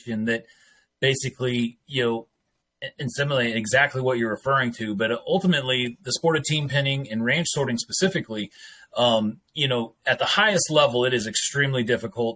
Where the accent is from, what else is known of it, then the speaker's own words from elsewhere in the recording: Colorado, United States; I grew up in a rodeo bull riding family west of Denver in the mountains of Colorado